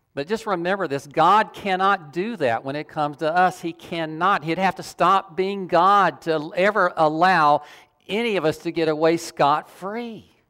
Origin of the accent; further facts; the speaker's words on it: the South, United States; I grew up in the South